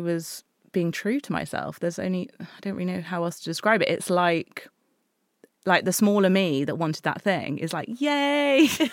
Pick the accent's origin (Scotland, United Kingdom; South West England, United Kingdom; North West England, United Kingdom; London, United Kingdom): South West England, United Kingdom; Exeter; I grew up in Exeter.